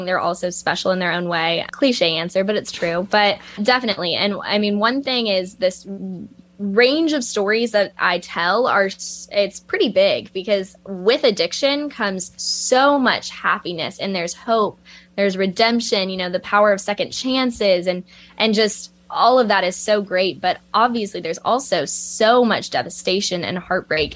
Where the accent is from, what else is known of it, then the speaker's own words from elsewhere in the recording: Lexington, Kentucky, United States; moved away as an adult; also born or lived in Georgia; now in Columbia, United States; they moved to Lexington, Kentucky, which is my hometown